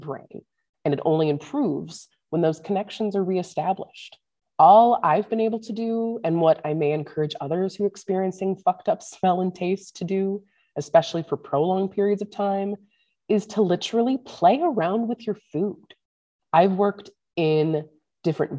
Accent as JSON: {"language": "English", "town": "St. Louis", "region": "Missouri", "country": "United States", "tie": "born or raised there", "moved": "yes", "lives_now": "northern Minnesota, United States", "said": "growing up in St. Louis"}